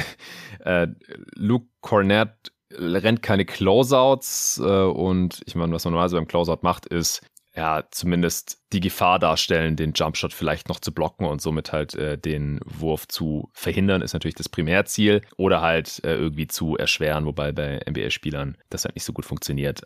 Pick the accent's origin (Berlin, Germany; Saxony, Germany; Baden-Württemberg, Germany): Baden-Württemberg, Germany; Stuttgart; moved away; in meine alte Heimat nach Stuttgart